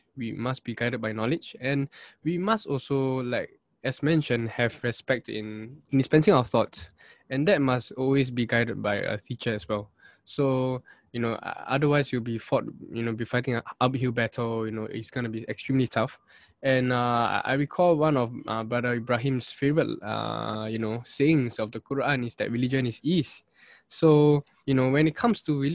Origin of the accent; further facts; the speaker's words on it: Singapore; Singaporean Muslims